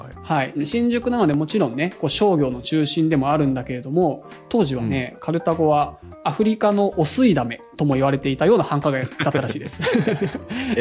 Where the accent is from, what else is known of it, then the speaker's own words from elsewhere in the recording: Akishima, Tokyo, Japan; 僕、西東京なんですよね、生まれたのが